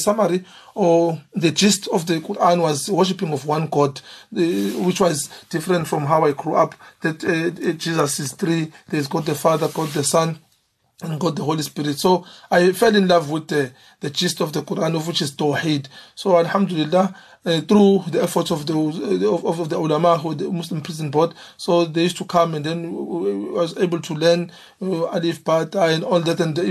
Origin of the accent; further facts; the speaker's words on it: Umlazi, KwaZulu-Natal, South Africa; I grew up in Amlazi. And I did my schooling there, even my high school.